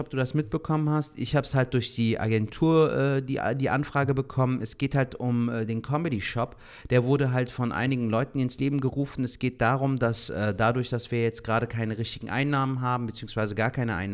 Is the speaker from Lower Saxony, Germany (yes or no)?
no; Cologne, North Rhine-Westphalia, Germany; Ey, Alter, gerade so als Kölner denkt man sich ja dann schon so: Schwartlappen.